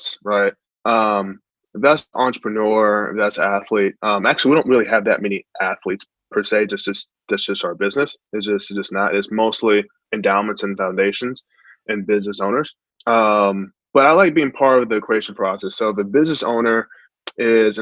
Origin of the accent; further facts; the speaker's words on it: Long Beach, California, United States; growing up in Long Beach, California